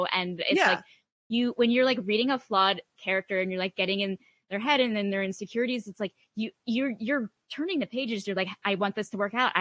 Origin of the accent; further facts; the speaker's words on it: New Jersey, United States; I grew up in New Jersey